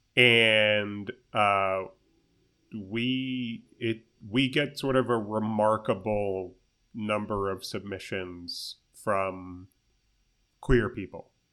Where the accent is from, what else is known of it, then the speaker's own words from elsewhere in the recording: United States; as an American person speaking English